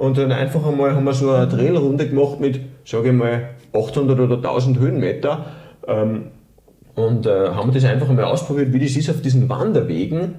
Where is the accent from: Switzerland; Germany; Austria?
Austria; Linz, Upper Austria; moved away as an adult; also born or lived in Tyrol; Ich komme ursprünglich aus dem, aus dem Flachland, aus, aus Oberösterreich, aus Linz